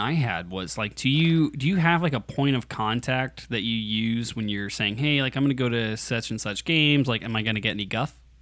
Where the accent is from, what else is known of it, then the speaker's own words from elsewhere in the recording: United States; I'm an American